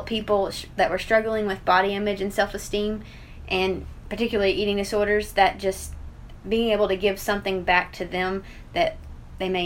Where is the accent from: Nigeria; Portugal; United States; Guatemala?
United States; Cecilia, Kentucky; I'm from Cecilia originally. I grew up on Yates Chapel Road, so I guess it's closer to Howe Valley, but I'm from here.